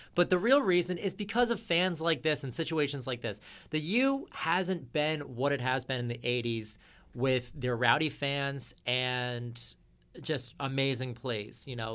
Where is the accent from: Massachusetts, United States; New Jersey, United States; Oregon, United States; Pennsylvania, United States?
New Jersey, United States; growing up in New Jersey